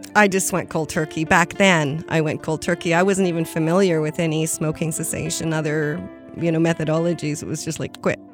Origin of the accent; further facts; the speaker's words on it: Cowichan Valley, British Columbia, Canada; I grew up in the Cowichan Valley. I'm actually, I was born in my grandmother's house in the Quamichan village, and I currently live about 100 meters from the exact spot I was born